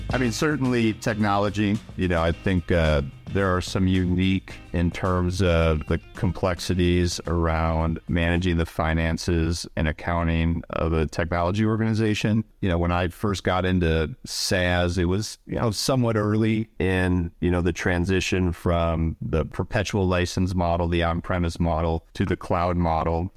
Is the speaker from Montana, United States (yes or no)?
no; Saint Paul, Minnesota, United States; I grew up in Saint Paul, Minnesota, so in the Midwest